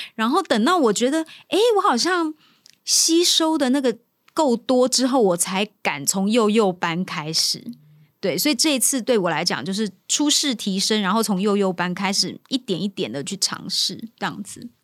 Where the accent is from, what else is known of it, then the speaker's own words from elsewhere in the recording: Kaohsiung, Taiwan; first language Taiwanese Hokkien; Chinese is a second language; also born or lived in rural Taiwan (countryside); 大概五岁吧，我妈妈才把我接回高雄，回到城市里头生活